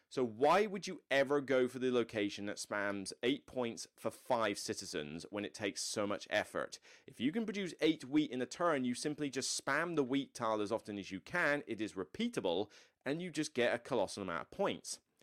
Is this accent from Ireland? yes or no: no; West Country, South West England, United Kingdom; moved away; in the like West Country area where I'm from.